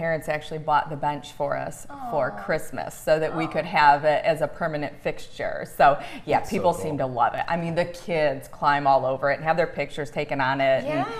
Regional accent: Grass Lake, Michigan, United States; also born or lived in Napoleon, Michigan; I was originally from Grass Lake and I lived in Napoleon for a while.

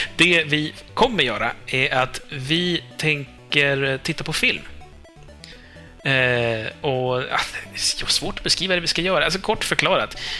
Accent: Norrland, Sweden; jag alltid avslöjar mig själv som typ norrlänning

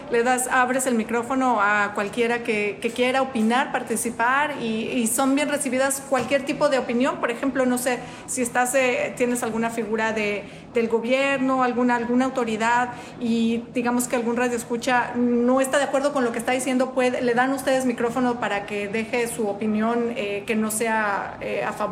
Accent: Mexico; moved away as an adult; now in Bloomington, United States; en mi país, en México.

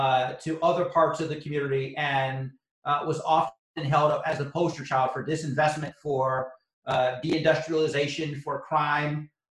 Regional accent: Youngstown, Ohio, United States; Not only was I born and raised in Youngstown, Ohio, which was, again, one of the most economically devastated communities this country

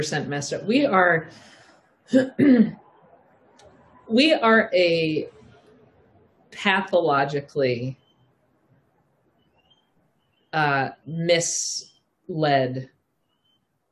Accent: Southampton, New York, United States; I grew up from the time I was 13, I grew up in Southampton, Long Island

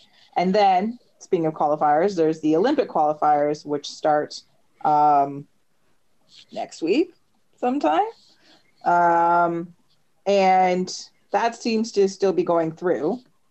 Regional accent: Canada; Being a Canadian soccer fan, so much fun.

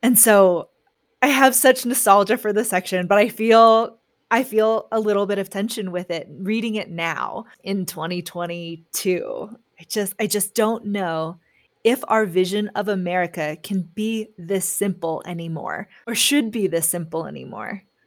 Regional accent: San Francisco, California, United States; growing up in San Francisco as a Chinese American

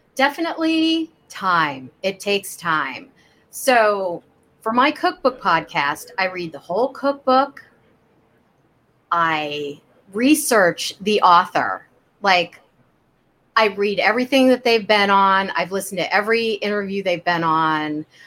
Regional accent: Kansas City, United States; I grew up in Kansas City

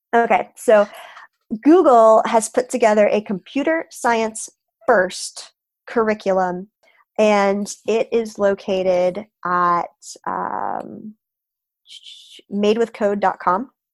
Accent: Florida, United States; am from Florida

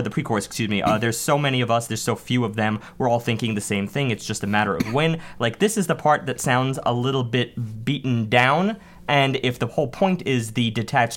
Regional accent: United States; just being American

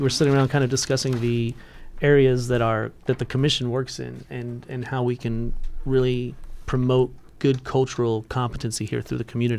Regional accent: Houston, Texas, United States; moved away; I'm originally from Houston, Texas

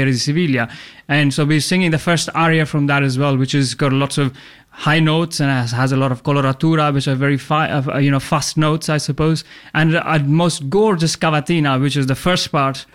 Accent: India; now in Australia; I'm originally from India, but I'm an opera singer

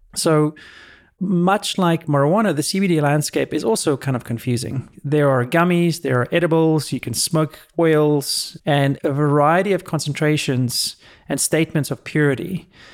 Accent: South Africa; now in California, United States; when I was growing up in South Africa

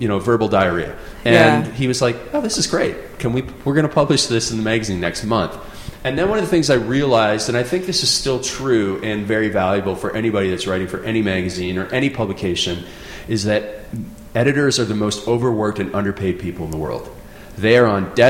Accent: Canada; I grew up in Canada in a small town

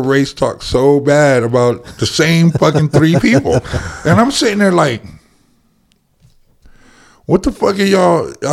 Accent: United States; I'm from the Valley, dude. I'm from I'm from Hacienda, and one street was a whole bunch of cholos

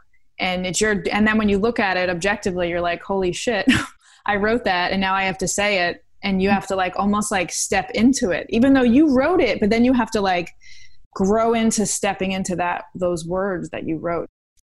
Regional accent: Queens, New York, United States; I know I'm from Queens and all this stuff, but I've been taking a feminist self-directed reading course.

